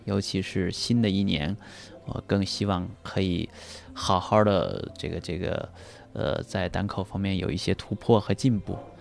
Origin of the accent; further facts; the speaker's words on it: Anhui, China; now in Beijing, China; 我就回到老家，我的老家在安徽